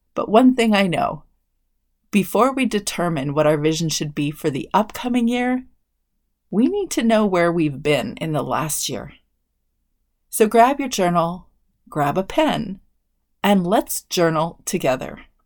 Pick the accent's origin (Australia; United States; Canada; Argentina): Canada; I'm a Canadian